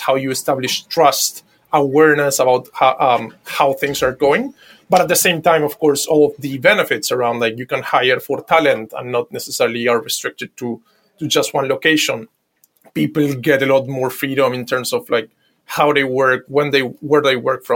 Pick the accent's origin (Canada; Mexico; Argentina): Argentina; Buenos Aires; I'm from Buenos Aires, Argentina.